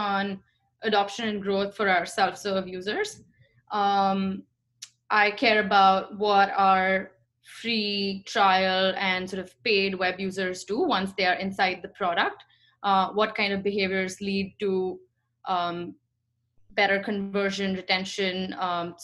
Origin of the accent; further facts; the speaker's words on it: India; moved away as an adult; now in United States; I grew up in India and moved to the States in 2017 for my MBA